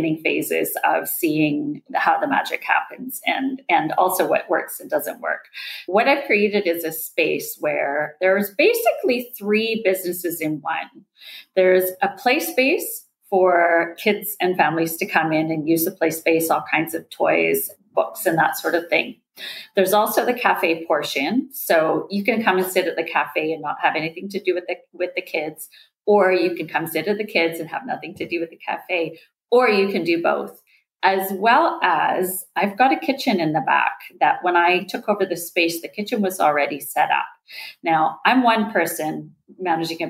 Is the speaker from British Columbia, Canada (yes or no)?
yes; Nelson, British Columbia, Canada; moved away as an adult; also born or lived in Vancouver; my hometown. My hometown is 11,000 people. It's Nelson, BC in Canada